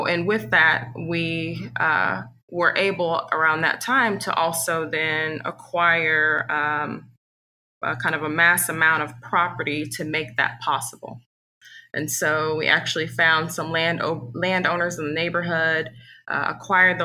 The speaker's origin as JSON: {"language": "English", "town": "Kansas City", "region": "Missouri", "country": "United States", "tie": "born or raised there", "also_born_or_lived": "Chicago", "moved": "as an adult", "said": "we're both originally from Kansas City as well. Grew up not too far from the neighborhood where we're developing"}